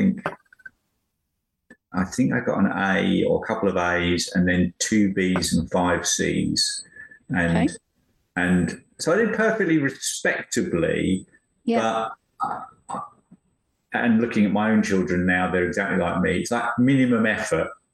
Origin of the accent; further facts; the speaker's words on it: Chelmsford, East of England, United Kingdom; moved away as an adult; now in United States; I grew up in Chelmsford in Essex